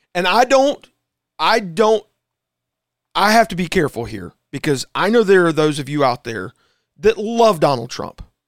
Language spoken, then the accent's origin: English; South Carolina, United States; as an American and as a South Carolinian